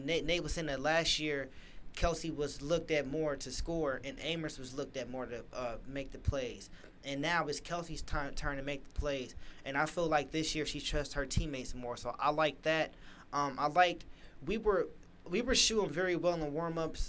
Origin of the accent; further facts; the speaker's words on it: Lima, Ohio, United States; I'm from Lima, so I'm like, you know, Ohio thing.